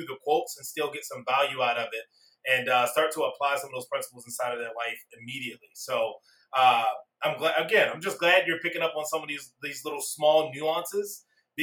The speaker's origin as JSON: {"language": "English", "town": "Baltimore", "region": "Maryland", "country": "United States", "tie": "born or raised there", "said": "I was born and raised down in Baltimore, Maryland"}